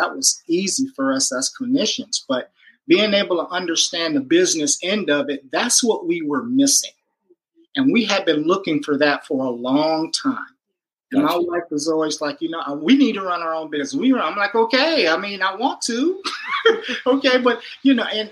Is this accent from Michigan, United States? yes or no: yes; Michigan, United States; moved away as an adult; now in California, United States; we're both from Michigan, Michiganders.